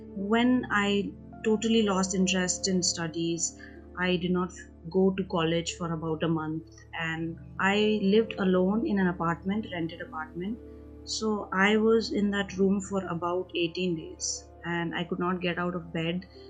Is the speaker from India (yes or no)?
yes; India; also born or lived in United Kingdom; I am from India